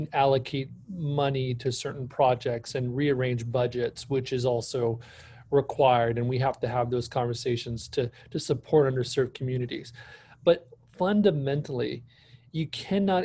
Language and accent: English; Bakersfield, California, United States; I was born and raised here in Bakersfield, California